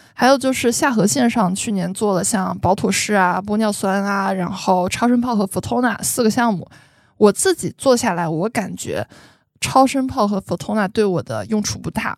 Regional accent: Shanghai, China; 我是上海人

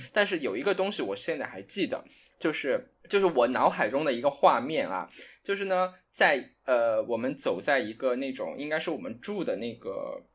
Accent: Guizhou, China; moved away as an adult; also born or lived in Shanghai / Hong Kong; 我从贵州，然后到了上海，然后学的是外语

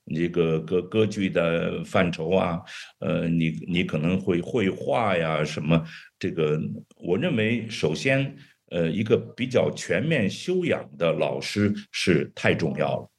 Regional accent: China; also born or lived in Beijing / New York; 我们中国人

